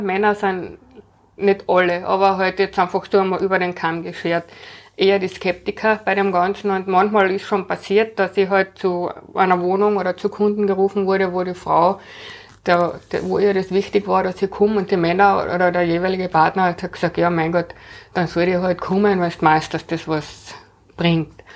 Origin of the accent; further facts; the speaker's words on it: Carinthia, Austria; moved away as an adult; also born or lived in Vienna; Ich bin in Kärnten aufgewachsen, bin dann nach der Matura nach Wien gekommen zum Studieren